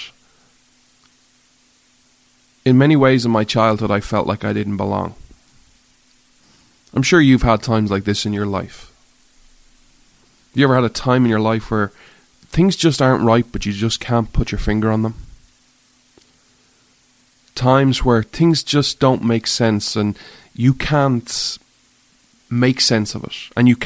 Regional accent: Ireland; I grew up in Ireland

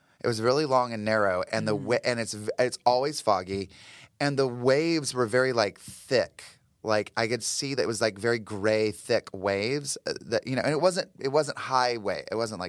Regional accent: the South, United States; I mean, I grew up like in the South, and we were constantly being told to be afraid of the devil and witchcraft and like Satanism

